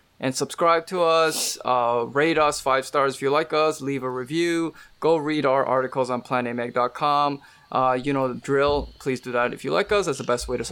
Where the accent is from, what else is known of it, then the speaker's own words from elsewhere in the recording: Vancouver, British Columbia, Canada; moved away as an adult; now in East Coast, United States; I was born and raised in Vancouver